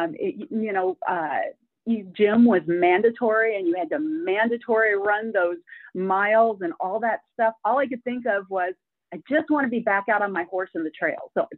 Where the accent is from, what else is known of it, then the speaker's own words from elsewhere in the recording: Oregon and Washington, Pacific Northwest, United States; moved away as an adult; now in Splendora, United States; I grew up in Oregon and Washington, so Pacific Northwest.